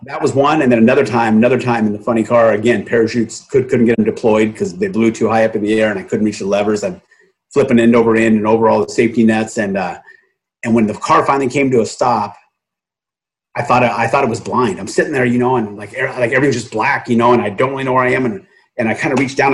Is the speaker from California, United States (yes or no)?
yes; Southern California, United States; I grew up in Southern California